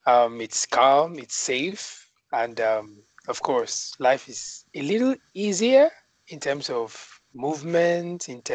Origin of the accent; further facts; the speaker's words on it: Nigeria; moved away as an adult; now in China; I'm from Nigeria